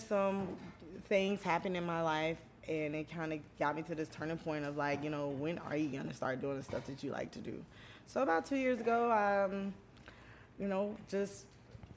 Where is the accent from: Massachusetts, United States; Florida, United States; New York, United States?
Florida, United States; St. Petersburg; moved away; I'm from Florida